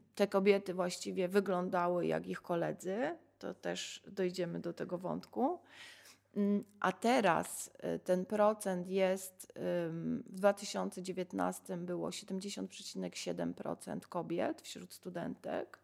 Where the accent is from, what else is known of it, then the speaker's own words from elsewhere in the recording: Sanok, Subcarpathian Voivodeship, Poland; ja się urodziłam w Sanoku